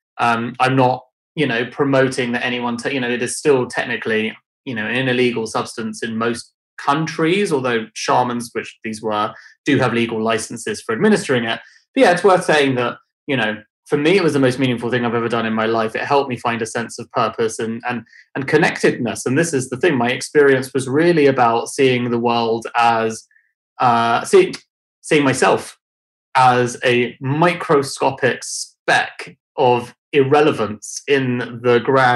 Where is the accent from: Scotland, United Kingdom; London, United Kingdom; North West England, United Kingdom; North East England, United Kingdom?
London, United Kingdom; I grew up in London